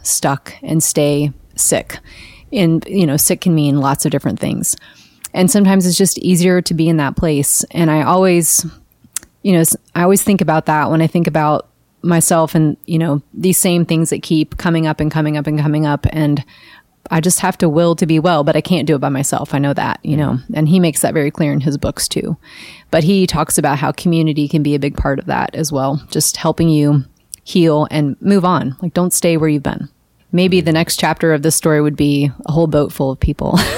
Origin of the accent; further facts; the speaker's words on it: Kentucky, United States; moved away; I grew up in Kentucky, maybe, where we didn't have, you know, big water